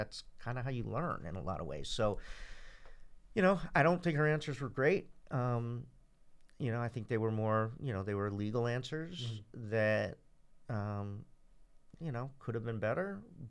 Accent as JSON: {"language": "English", "town": "Cambridge", "region": "Massachusetts", "country": "United States", "tie": "born or raised there", "said": "I grew up in Central Square"}